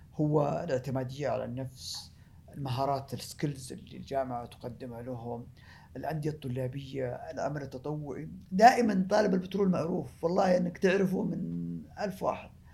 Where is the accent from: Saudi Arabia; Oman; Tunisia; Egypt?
Saudi Arabia; احنا افضل بلد مصدر للبترول في العالم